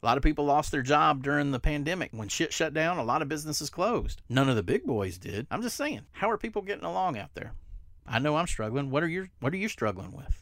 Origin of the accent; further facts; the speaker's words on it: the South, United States; I'm from the South